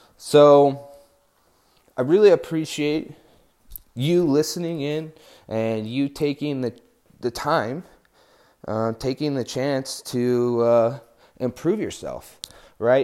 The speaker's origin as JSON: {"language": "English", "region": "New Mexico", "country": "United States", "said": "I'm from New Mexico"}